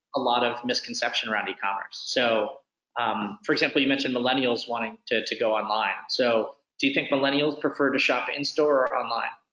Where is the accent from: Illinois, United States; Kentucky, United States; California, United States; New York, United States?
New York, United States; New York City; I'm a New Yorker, which I think has always played in. I actually live in, I grew up in the, the house where uh, I Am Legend was filmed uh, right on Washington Square Park